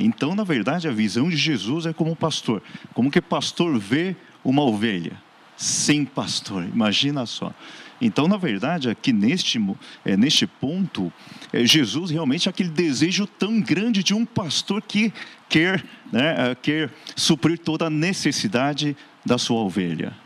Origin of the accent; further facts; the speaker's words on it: Seoul, South Korea; now in Santo André, Brazil; eu sou coreano, nascido na Coreia mesmo, no Hospital Adventista, lá em Seul